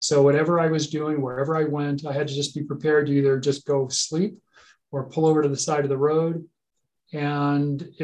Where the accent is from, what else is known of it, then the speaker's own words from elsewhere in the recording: Costa Mesa, California, United States; my garage that we had growing up in Costa Mesa, California